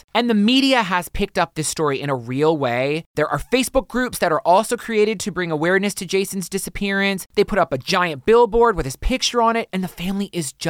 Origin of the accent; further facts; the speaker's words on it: the South, United States; I grew up in the South.